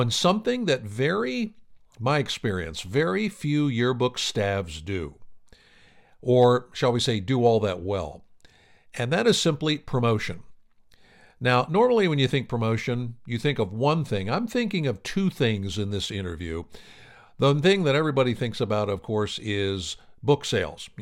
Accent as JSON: {"language": "English", "region": "Pennsylvania", "country": "United States", "said": "I'm from Pennsylvania myself"}